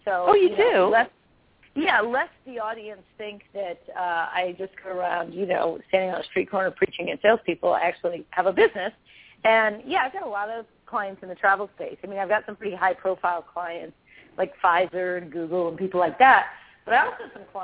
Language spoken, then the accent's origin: English; Arlington, Virginia, United States; I grew up outside Washington, D.C.